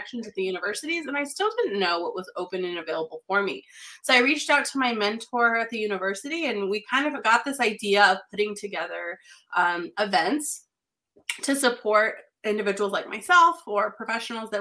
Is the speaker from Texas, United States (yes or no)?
no; New Mexico, United States; moved away as an adult; also born or lived in Colorado / North Carolina; I born and raised in New Mexico, fourth, fifth generation New Mexican.